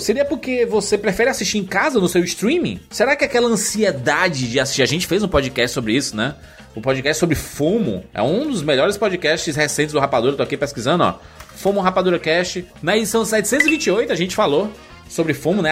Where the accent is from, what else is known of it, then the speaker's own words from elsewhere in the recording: Salvador, Bahia, Brazil; now in Alagoinhas, Brazil; sou de Salvador e estou morando em Alagoinhas, Bahia